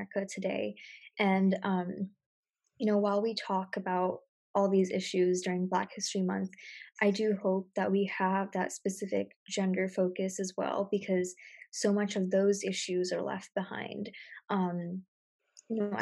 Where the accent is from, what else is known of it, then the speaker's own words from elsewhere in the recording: United States; as an American